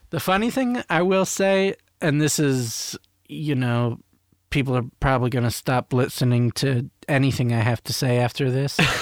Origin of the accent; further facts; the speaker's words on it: Maryland, United States; I grew up in Maryland, like outside of DC